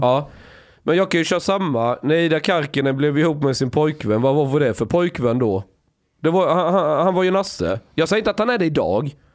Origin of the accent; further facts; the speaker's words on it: Sweden; som svensk